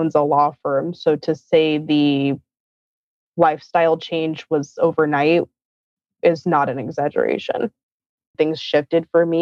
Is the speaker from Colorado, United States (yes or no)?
no; Palm Springs, California, United States; I grew up in Southern California, Palm Springs to be specific, and Palm Desert